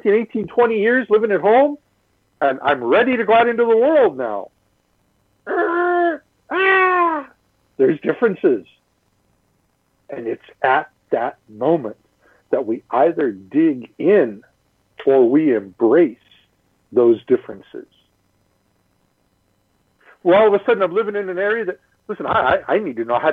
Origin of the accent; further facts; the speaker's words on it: Midwest, United States; moved away; also born or lived in California; I grew up in the Midwest